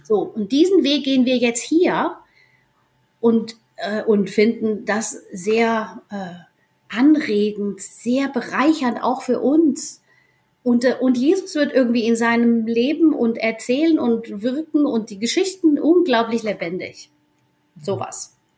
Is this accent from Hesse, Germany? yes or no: yes; near Giessen, Hesse, Germany; moved away as an adult; also born or lived in Argentina / Reichelsheim; Wir kommen aus Gießen, aus der Nähe von Gießen in Hessen, kennen uns schon aus der Schule